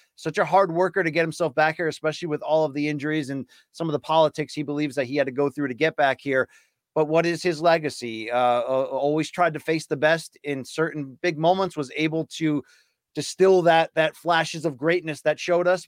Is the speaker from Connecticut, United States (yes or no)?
yes; Naugatuck, Connecticut, United States; I grew up eighteen miles from New Haven, Connecticut